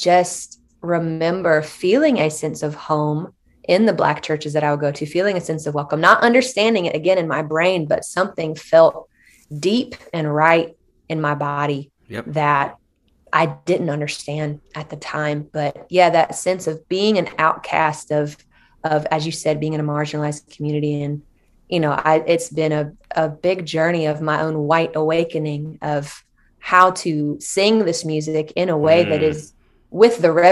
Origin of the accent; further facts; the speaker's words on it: Shelby, North Carolina, United States; I am from Shelby, North Carolina. I am from a pretty conservative town.